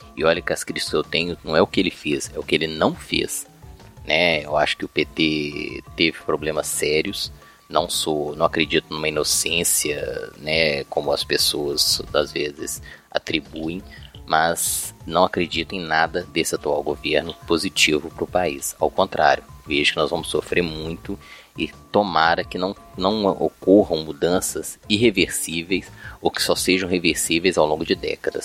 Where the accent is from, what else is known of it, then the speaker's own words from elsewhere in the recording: Minas Gerais, Brazil; aqui eu sou mineiro, né, aqui em Minas Gerais